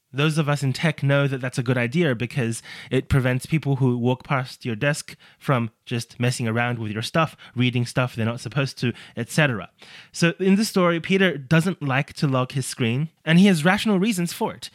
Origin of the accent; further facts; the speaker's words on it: Australia; my home country of Australia